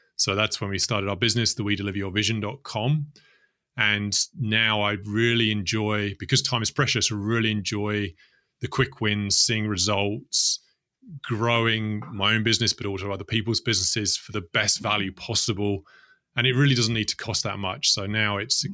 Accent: London, United Kingdom; grew up in the UK, in London

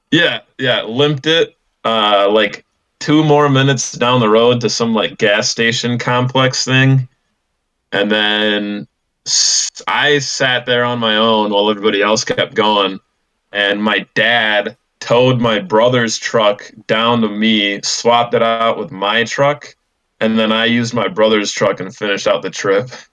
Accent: Illinois, United States; I'm from Illinois

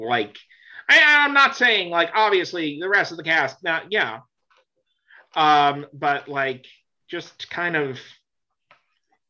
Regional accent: Florida, United States; moved away; also born or lived in New York / Boston; I grew up in Florida, but before that I grew up in New York

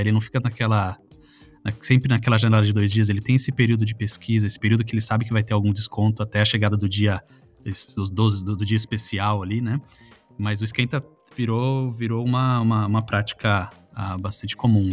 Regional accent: Salto, São Paulo, Brazil; a cidade onde eu nasci, que é em Salto no é, interior de São Paulo

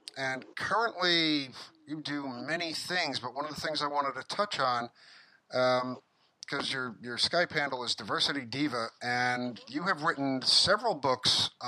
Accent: New York City, New York, United States; growing up in the Bronx

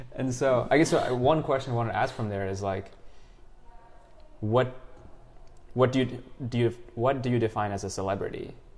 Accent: United States; also born or lived in India / Singapore; we um, immigrated to, to the U.S. in 2000. So I basically grew up in the U.S.

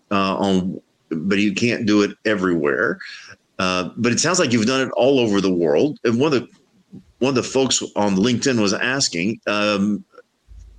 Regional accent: Gulf of Mexico, Gulf Coast, United States; I grew up fishing in the Gulf of Mexico

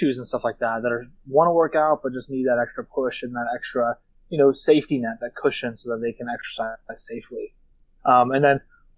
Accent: Duncansville, Pennsylvania, United States; I'm from Duncanville, Pennsylvania, central PA, kind of by Altoona

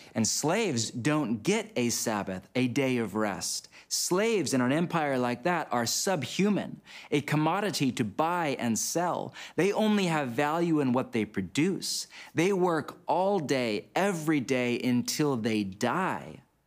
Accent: United States; my home country of the U S

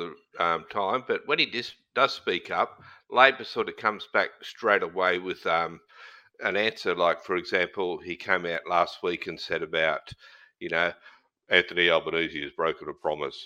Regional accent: Queensland, Australia; As a Queenslander

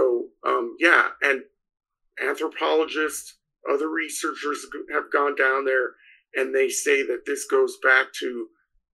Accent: New Mexico, United States; So I grew up in New Mexico, the state of New Mexico.

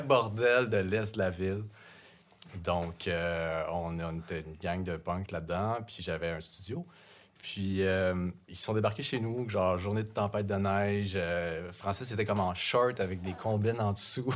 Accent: Saint-Lambert, Quebec, Canada; moi je viens de Saint-Lambert, donc vraiment pas punk.

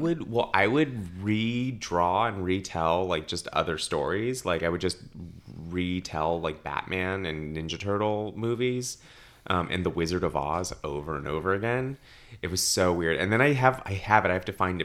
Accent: Los Angeles, California, United States; born and raised in Los Angeles

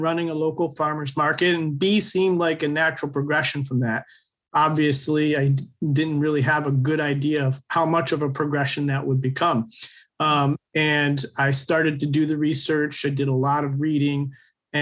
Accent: Michigan, United States; So I invited the U.S. The Department of Agriculture from our state, the Michigan Department of Agriculture

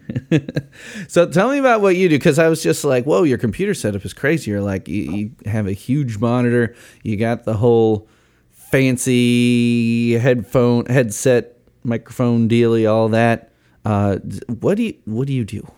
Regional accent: Chicago, Illinois, United States; I'm from Chicago

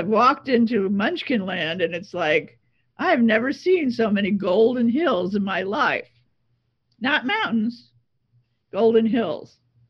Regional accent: Long Island, New York, United States; moved away as an adult; also born or lived in Pennsylvania; I was born in New York City. Okay. I was raised on Long Island. I went to school in Pennsylvania

